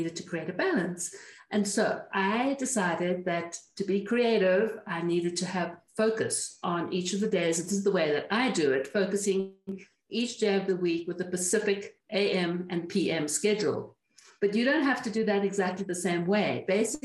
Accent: Cape Town, Western Cape, South Africa; moved away as an adult; also born or lived in Caribbean; now in New Mexico, United States; I am originally from Cape Town, South Africa, which we left in 1993

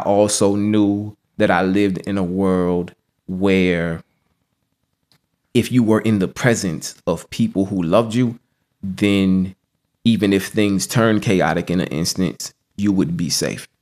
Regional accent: Norfolk, Virginia, United States; I was born and raised in Norfolk, Virginia

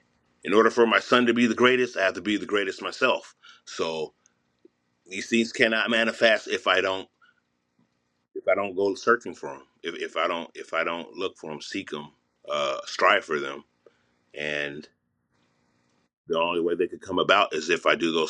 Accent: Los Angeles, California, United States; I'm from Mid-City, Los Angeles

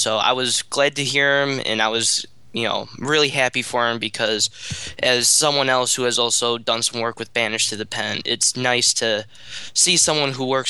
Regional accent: Western New York, United States; moved away as an adult; now in Boston, United States; Born and raised in Western New York, I'm now a student at Northeastern University

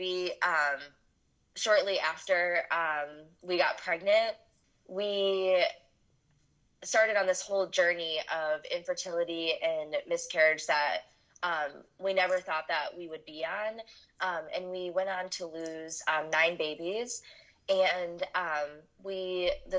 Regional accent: Michigan, United States; moved away as an adult; also born or lived in North Carolina; I'm from Michigan. I lived in North Carolina for 10 years when my husband was in the Marine Corps, but we moved back about 3 years ago

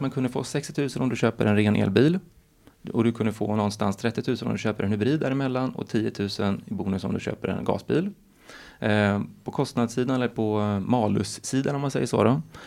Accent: Stockholm, Stockholm County, Sweden; moved away; also born or lived in Gothenburg; Jag är född i Stockholm. Jag bodde bara femton korta år i Göteborg

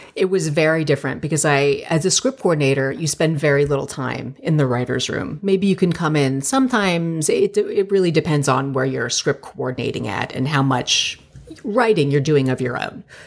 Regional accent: Plantation, Florida, United States; moved away as an adult; also born or lived in New York / Miami; now in Los Angeles, United States; I'm from Plantation, Florida, and it's a very suburban, very Jewish neighborhood. And I grew up there

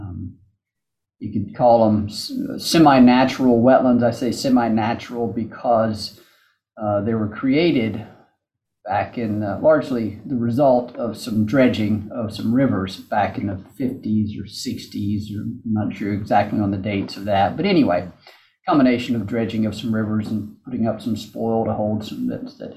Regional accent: Mississippi, United States; moved away as an adult; now in Memphis, United States; I grew up in Mississippi

